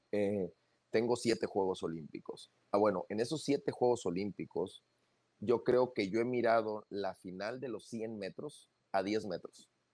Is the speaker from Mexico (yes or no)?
yes; northern Mexico, Mexico; nosotros que somos norteños